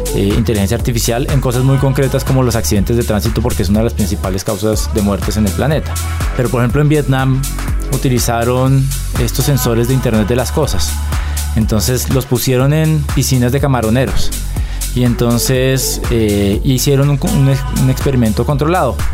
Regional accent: Colombia

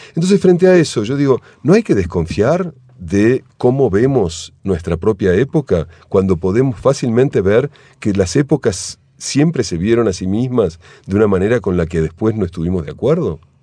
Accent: Argentina; moved away as an adult; Argentina cuando tenía 18 años

